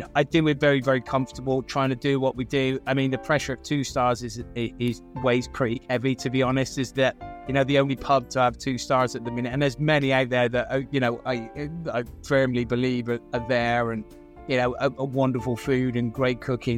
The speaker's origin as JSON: {"language": "English", "town": "Gloucester", "region": "South West England", "country": "United Kingdom", "tie": "born or raised there", "said": "I grew up, um, in the centre of Gloucester, um, single parent family"}